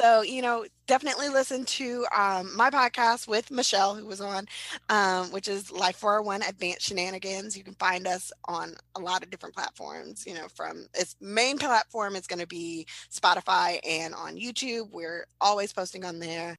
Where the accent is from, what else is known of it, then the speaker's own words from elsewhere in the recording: Hawaii, United States; I grew up in Hawaii